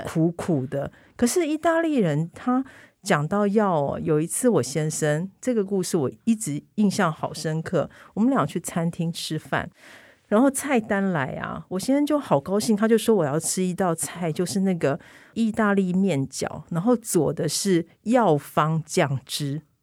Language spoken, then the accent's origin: Chinese; Taiwan; now in Italy; 我们台湾人好爱美食